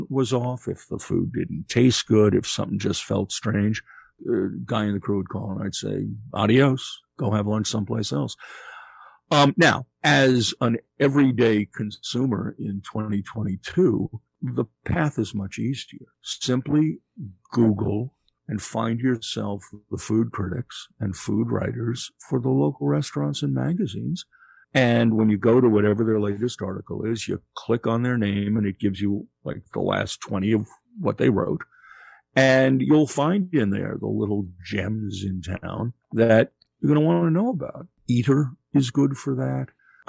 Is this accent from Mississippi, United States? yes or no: no; Kansas City, Missouri, United States; I grew up in Kansas City. My favorite hamburger is Winstead's.